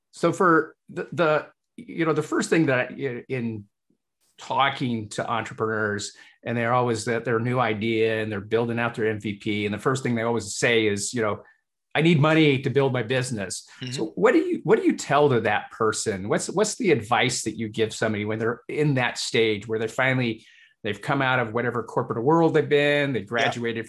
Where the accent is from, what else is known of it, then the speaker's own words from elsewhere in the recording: Hull, Yorkshire and the Humber, United Kingdom; moved away; it reminds me of my home country as well. I was born in Hull, uh, England, Yorkshire.